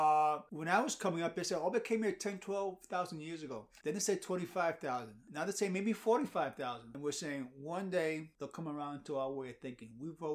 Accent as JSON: {"language": "English", "town": "New York City", "region": "New York", "country": "United States", "said": "I'm from the Bronx"}